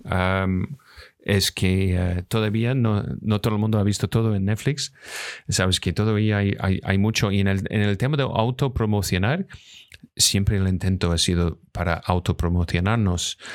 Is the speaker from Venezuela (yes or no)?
no; Scotland, United Kingdom; Spanish is a second language; moved away; also born or lived in Los Angeles; soy de Escocia